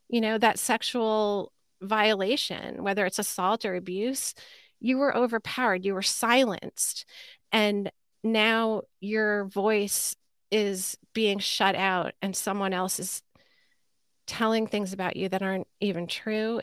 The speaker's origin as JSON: {"language": "English", "town": "Sleepy Hollow", "region": "New York", "country": "United States", "tie": "born or raised there", "said": "I grew up in Sleepy Hollow, New York, at the time, it was called North Tarrytown, a suburb of New York City"}